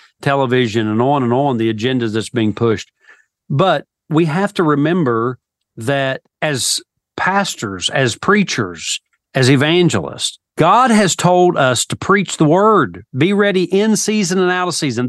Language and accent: English; Elk River, Appalachia, United States; moved away as an adult; also born or lived in Liberty University, Virginia; When I went away to Liberty University for college, I came from the Elk River